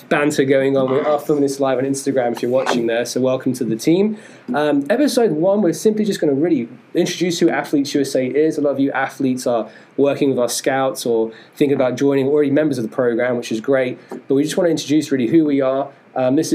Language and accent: English; London, United Kingdom; moved away; I am from London, England. That's why I've got a funny accent as well.